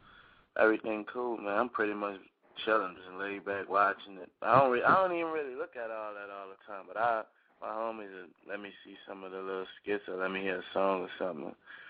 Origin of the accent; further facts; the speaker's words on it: New Orleans, Louisiana, United States; now in Miami, United States; Yeah, I'm from New Orleans.